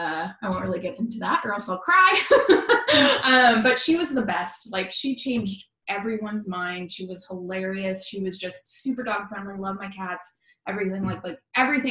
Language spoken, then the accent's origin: English; Portland, Oregon, United States; also born or lived in Washington; I'm from Portland, Oregon